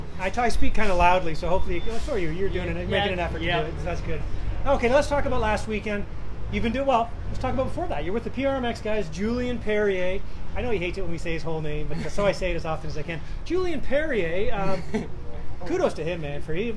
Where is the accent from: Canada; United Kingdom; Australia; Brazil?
Canada; I'm Canadian.